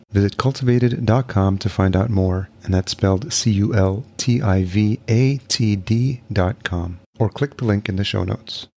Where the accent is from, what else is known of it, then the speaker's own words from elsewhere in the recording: Yonkers, New York, United States; moved away as an adult; now in Minneapolis, United States; I'm originally from New York. I grew up in Yonkers, New